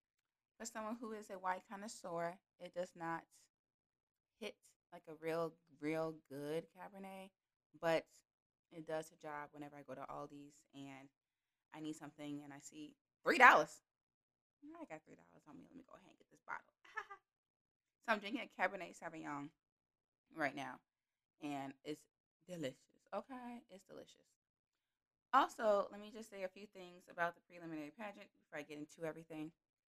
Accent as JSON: {"language": "English", "region": "Illinois", "country": "United States", "said": "I'm from Illinois, and yeah, we got Chicago and it's popping up there, but Illinois is mainly farmland. So I just have to know this. I know a little bit about farming because I lived in central Illinois."}